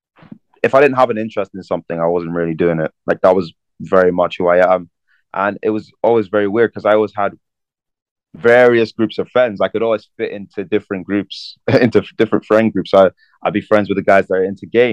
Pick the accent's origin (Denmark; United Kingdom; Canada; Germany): United Kingdom; Belfast, Northern Ireland; also born or lived in London; I grew up in London until I was 10, and then I moved to Belfast. So I'd say I really grew up in Belfast.